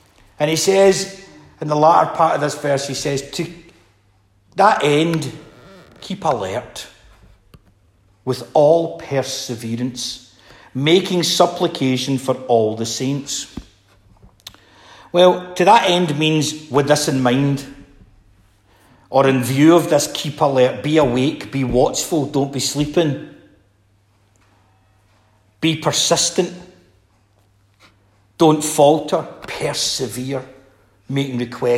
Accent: Scotland, United Kingdom; being Scottish

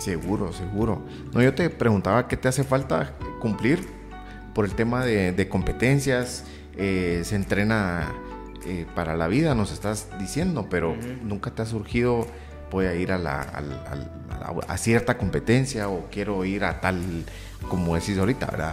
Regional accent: Guatemala; somos chapines todos

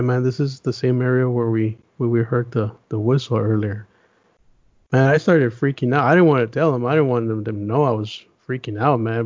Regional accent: United States; also born or lived in Las Vegas, Nevada / Los Angeles, California; I'm I'm a city boy, man. I grew up in Vegas

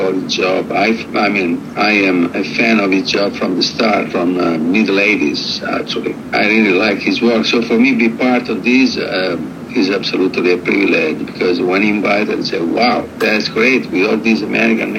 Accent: Rome, Lazio, Italy; I was born in Rome, in Italy, that is quite far away from California, from the United States, and as a European jazz musician

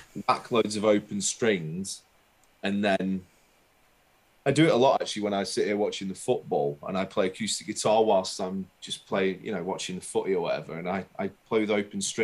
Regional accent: Burnley, North West England, United Kingdom; moved away as an adult; also born or lived in Leicester; now in London, United Kingdom; I was born in Leicester, but I didn't live in Leicester for very long. I moved to Burnley when I was 5 and lived in Burnley until I was 22

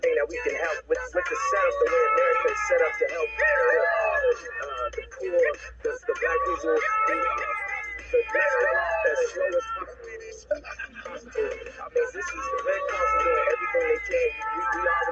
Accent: Chicago, Illinois, United States; never think that I'm not from Chicago for 1 second

